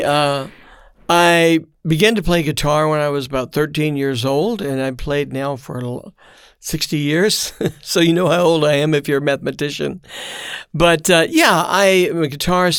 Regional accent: Memphis, Tennessee, United States; also born or lived in Brussels, Belgium; now in Missouri, United States; I'm born in Memphis, Tennessee, and uh, now have been in and out of Europe for the last 50 years

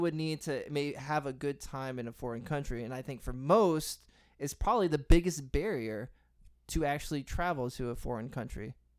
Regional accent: Texas, United States; growing up in Texas, and, I mean, geez, I grew up in a Hispanic family

